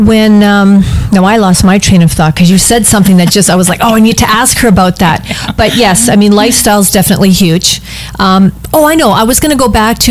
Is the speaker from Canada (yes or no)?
yes; Canada; I'm from Canada